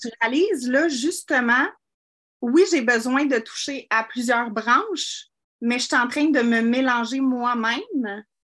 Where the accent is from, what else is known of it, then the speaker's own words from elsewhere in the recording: Saint-Jean-sur-Richelieu, Quebec, Canada; je viens de Saint-Jean-sur-Richelieu.